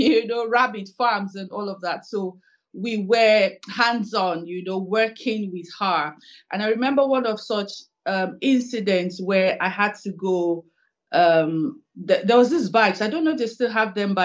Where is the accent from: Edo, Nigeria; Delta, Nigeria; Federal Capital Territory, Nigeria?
Delta, Nigeria; Warri; moved away as an adult; also born or lived in Lagos / Makurdi, Benue State / Kaduna / Port Harcourt; now in Edinburgh, United Kingdom; I was born in Warri. I schooled in Warri. I did my secondary school in Warri, Our Ladies High School